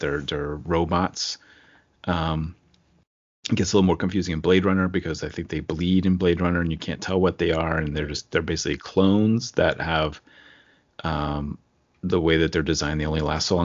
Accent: Rockville, Maryland, United States; I was born in Rockville, but not Rockville Center

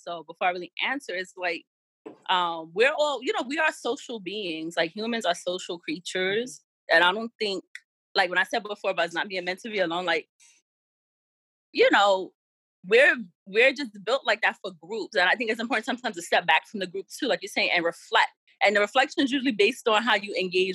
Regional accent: New York City, New York, United States; I'm from the South Bronx

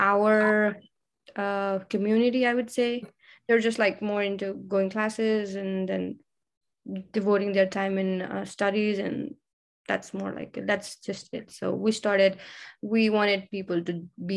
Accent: Nepal; now in Texas, United States; I'm from Nepal

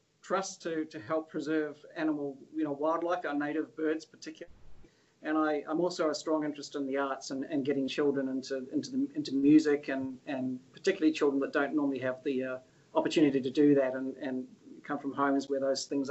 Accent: Auckland, New Zealand; moved away as an adult; also born or lived in Australia; I'm proud to say I'm a Kiwi. I was born up here in Auckland and schooled and you know, spent a lot of my childhood in New Zealand

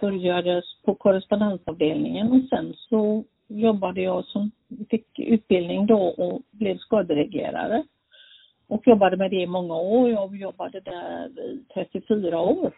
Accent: Gothenburg, Västra Götaland, Sweden; also born or lived in Norway; now in Falkenberg, Sweden; Jag bor här nu, ja, men jag är ju från Göteborg.

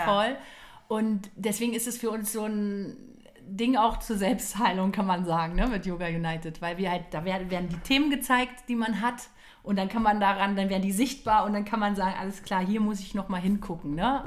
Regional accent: Potsdam, Brandenburg, Germany; bin gebürtige Potsdamerin

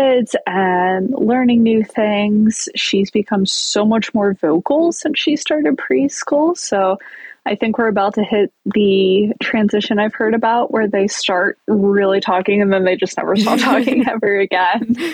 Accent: Pittsburgh, Pennsylvania, United States; born and raised in Pittsburgh, Pennsylvania

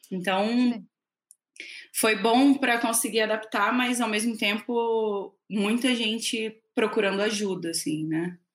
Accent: Rio de Janeiro, Brazil; é, sou carioca, mas uma carioca um pouco falsificada, que eu já morei mais fora do Rio do que no Rio.

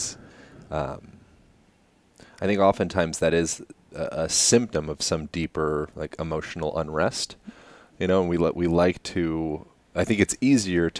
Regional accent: Pennsylvania, United States; I'm from Pennsylvania

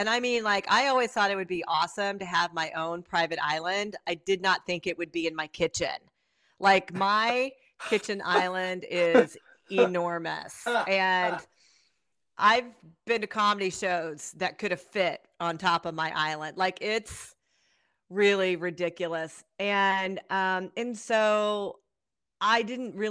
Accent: Centralia, Illinois, United States; moved away as an adult; also born or lived in Connecticut; now in Atlanta, United States; my husband and I both were born and raised in Southern Illinois, a little town called Centralia, Illinois

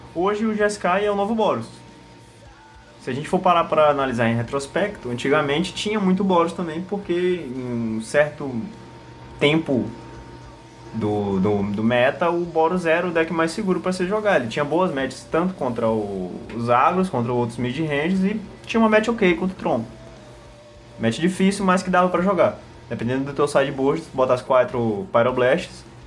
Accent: Northeast Region, Brazil; a gente é do Nordeste e a gente fala Diabo

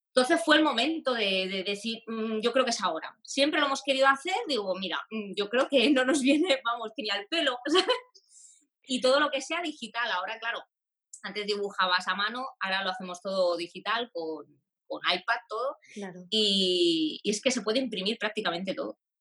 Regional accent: Sabadell, Catalonia, Spain; yo soy de Sabadell, de una ciudad aquí en Barcelona

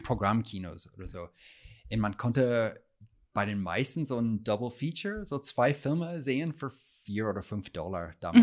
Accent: California, United States; German is a second language; moved away as an adult; also born or lived in New York; now in Berlin, Germany; habe auch bei der Zeitung in meiner Heimatstadt in Kalifornien gearbeitet

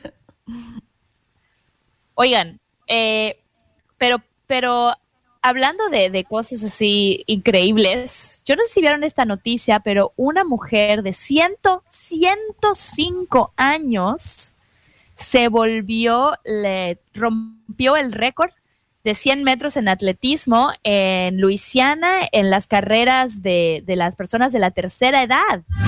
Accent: Mexico; now in New York, United States; como mexicanos

